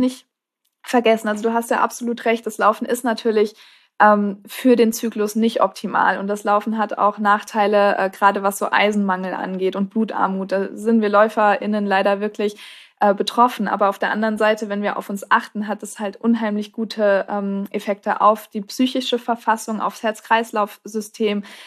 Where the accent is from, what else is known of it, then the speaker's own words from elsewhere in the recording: Marburg, Hesse, Germany; ich komme auch aus Marburg